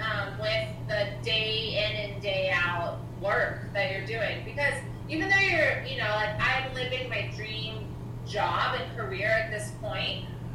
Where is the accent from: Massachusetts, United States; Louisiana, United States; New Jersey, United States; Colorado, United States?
Louisiana, United States; I'm a Cajun, and we have Venezuelan, which pretty much just means we like to party.